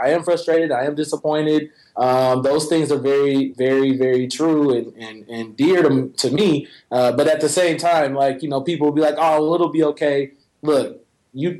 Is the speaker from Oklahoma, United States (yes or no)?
yes; Oklahoma, United States; I'm from Oklahoma